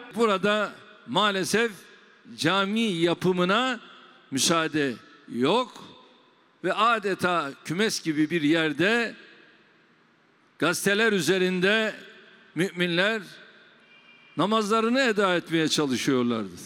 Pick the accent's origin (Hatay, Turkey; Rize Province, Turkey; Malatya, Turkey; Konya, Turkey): Rize Province, Turkey; moved away; memleketim Rize'de